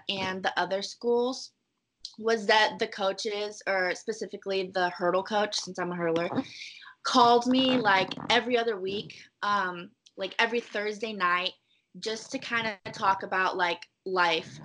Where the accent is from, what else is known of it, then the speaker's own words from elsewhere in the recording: Irvine, California, United States; I grew up in Irvine